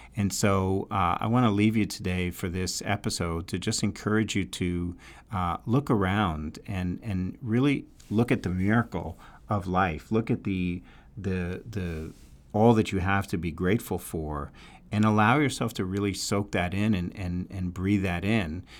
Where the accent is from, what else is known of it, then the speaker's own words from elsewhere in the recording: New York, United States; accent: New York; my New York accent